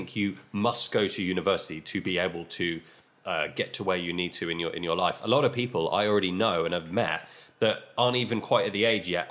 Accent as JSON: {"language": "English", "area": "Isle of Wight", "region": "South East England", "country": "United Kingdom", "tie": "born or raised there", "also_born_or_lived": "Portsmouth", "moved": "as an adult", "said": "I grew up on the Isle of Wight"}